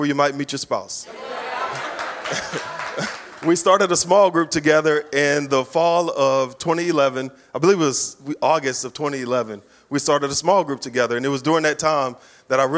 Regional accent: Baton Rouge, Louisiana, United States; I come from Baton Rouge

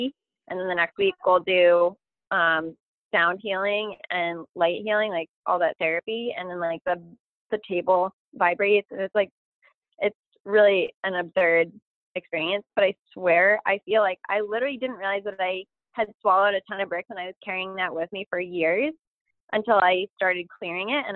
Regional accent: Lunenburg, Massachusetts, United States; I'm just from Lunenburg, Massachusetts

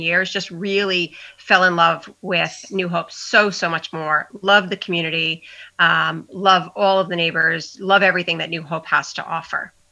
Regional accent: Long Island, New York, United States; moved away as an adult; now in New Hope, United States; I'm originally from Long Island, but 15 years ago moved to Pennsylvania

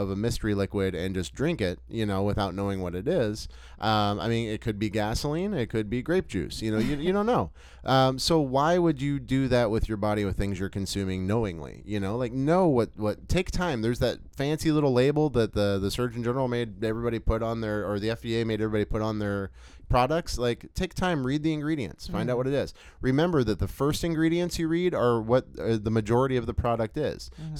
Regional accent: Texas, United States; as we call it in Texas, that just reminded me, because growing up in the South, like you learn like everything is Coke.

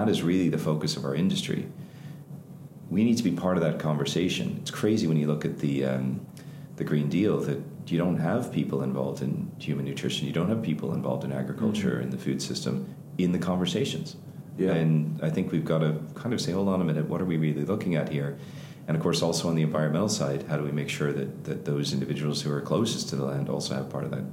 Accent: Ireland; us as Irish

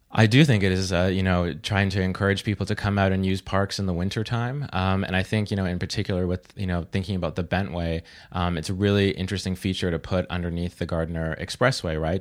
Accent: Vancouver, British Columbia, Canada; now in Toronto, Canada; I'm from Vancouver

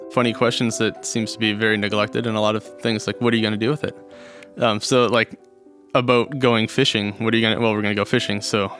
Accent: Gig Harbor, Washington, United States; also born or lived in Newport, Rhode Island; I grew up in Gig Harbor.

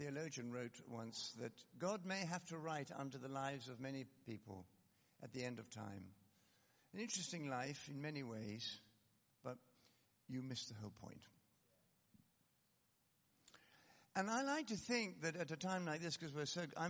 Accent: Scotland, United Kingdom; I come from Scotland

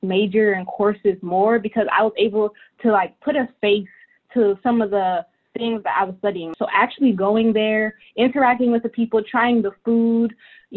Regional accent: St. Louis, Missouri, United States; I'm from St. Louis, and it's, like, a four-hour drive away to Chicago

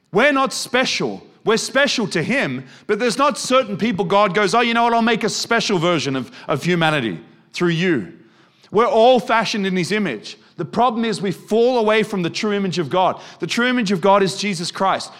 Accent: Australia; moved away; also born or lived in Germany; I'm not German. Look at me, I'm Australian.

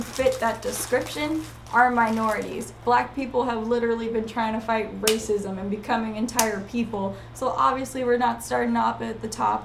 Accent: California, United States; also born or lived in Northeast US; We're all from California

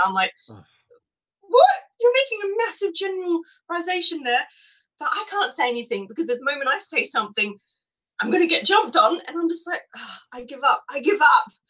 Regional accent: Australia; we come from England

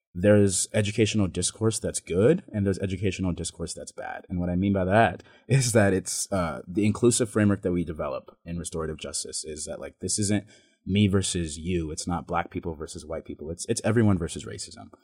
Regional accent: Boise, Idaho, United States; born or raised there; also born or lived in Ontario, Oregon

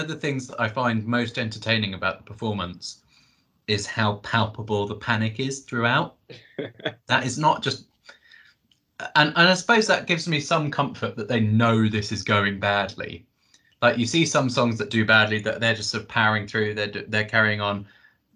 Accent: United Kingdom; we're British

